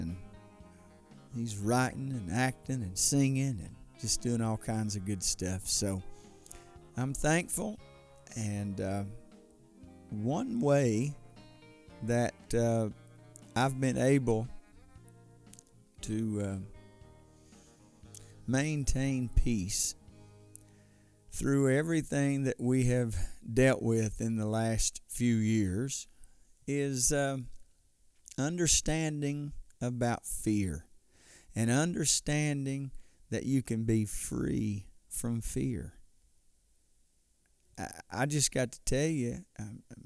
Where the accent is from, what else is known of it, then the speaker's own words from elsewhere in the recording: United States; As an American